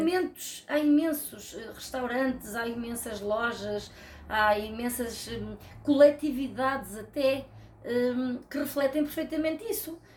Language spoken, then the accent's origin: Portuguese; Rio de Mel, Centro, Portugal; moved away; also born or lived in Lisbon / Porto; sou de Rio de Mel, porque foi lá que eu fui feita e foi lá que eu nasci